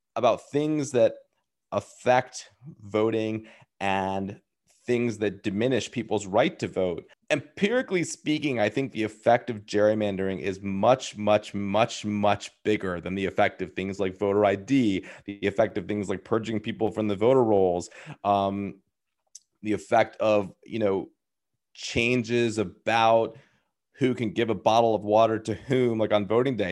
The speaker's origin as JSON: {"language": "English", "region": "Maryland", "country": "United States", "tie": "born or raised there", "said": "my home state where I grew up of Maryland"}